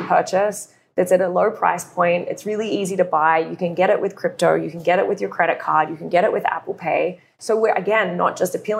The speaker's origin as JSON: {"language": "English", "country": "Australia", "said": "being Australian"}